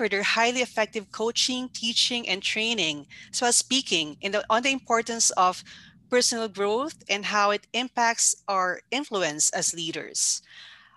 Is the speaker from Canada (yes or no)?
yes; Canada; I'm from Canada